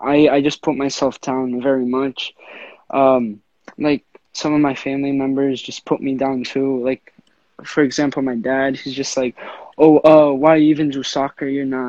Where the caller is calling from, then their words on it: Rhode Island, United States; I'm 16 years old, about to turn 17 July 31st. I'm coming from Rhode Island.